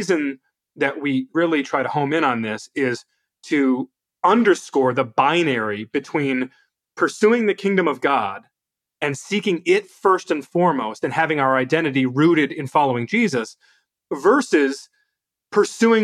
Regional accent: United States; I'm proud to be an American

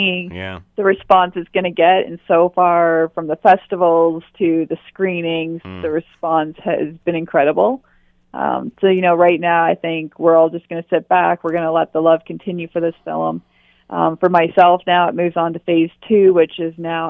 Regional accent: Perth County, Ontario, Canada; I grew up in Perth County

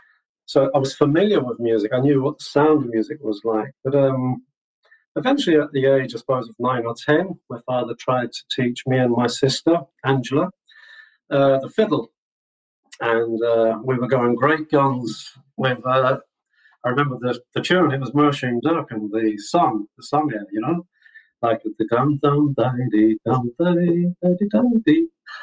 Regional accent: London, United Kingdom; now in Ireland; our family were born in London. So I grew up and learned a lot of my music in my formative years in London, which was a real hotbed for music at the time.

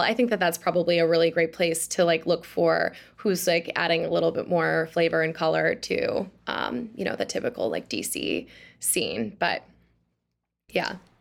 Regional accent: Oshkosh, Wisconsin, United States; now in Washington, D.C., United States; I'm from Oshkosh, Wisconsin

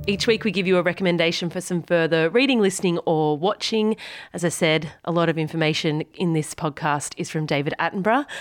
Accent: Bermagui, New South Wales, Australia; I'm from Bermagui, or Bermi, as we call it, on the far south coast of New South Wales

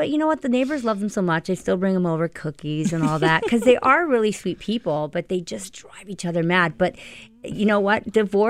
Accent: Oakville, Ontario, Canada; I grew up in Oakville

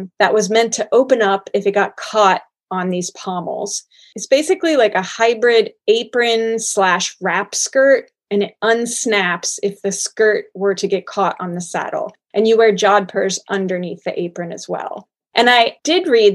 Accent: Cincinnati, Ohio, United States; lived for a time in my hometown of Cincinnati

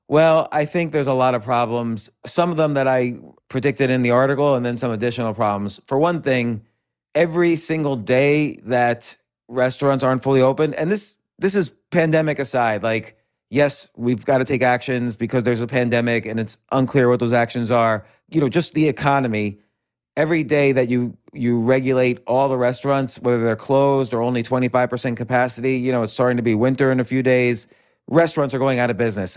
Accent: New York City, New York, United States; I'm born and raised all around New York City.

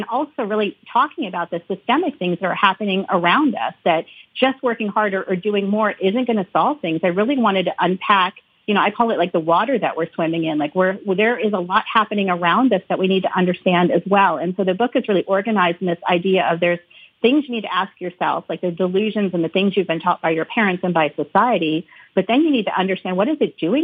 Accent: United States; growing up in the United States, being Indian American.

